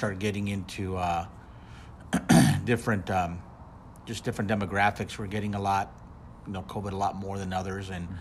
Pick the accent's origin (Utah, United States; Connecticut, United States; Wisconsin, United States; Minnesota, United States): Minnesota, United States; Minneapolis; moved away; in Minneapolis, which is, as you know, my hometown